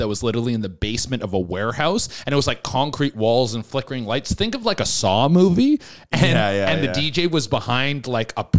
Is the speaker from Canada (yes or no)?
yes; Canada; I'm Canadian